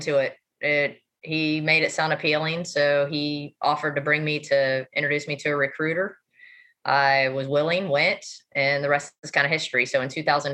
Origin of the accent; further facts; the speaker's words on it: Kansas City, United States; moved away as an adult; now in Raleigh, United States; I'm from Kansas City